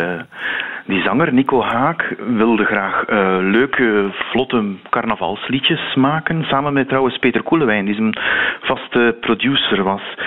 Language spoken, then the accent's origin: Dutch; Flanders, Belgium